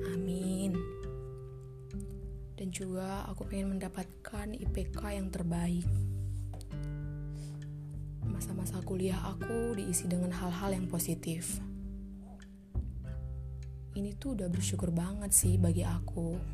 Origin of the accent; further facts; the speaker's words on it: Medan, North Sumatra, Indonesia; Asal aku dari Medan.